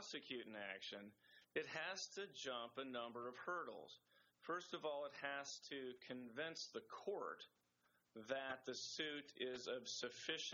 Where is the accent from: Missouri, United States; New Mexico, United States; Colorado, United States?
Colorado, United States; also born or lived in Kansas; now in Topeka, United States; growing up in Colorado